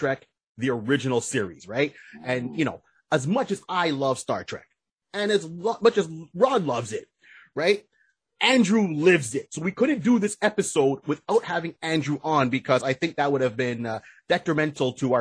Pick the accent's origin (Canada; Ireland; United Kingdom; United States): Canada; I was born in Canada